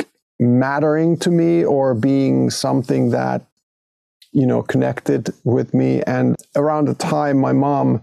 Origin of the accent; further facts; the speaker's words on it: Hinnerjoki, Southwest Finland, Finland; moved away as an adult; the first, 19 years of my life, I lived in a small village called Hinnerjoki in southwestern Finland